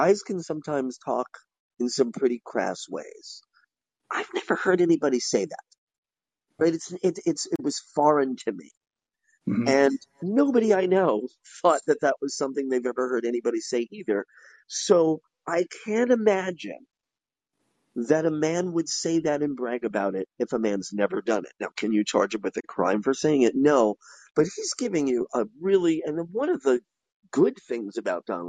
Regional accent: New York, United States; growing up in New York

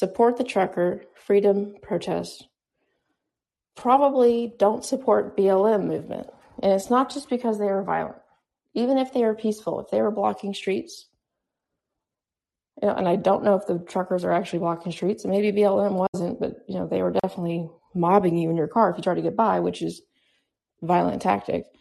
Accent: United States; I'm an American

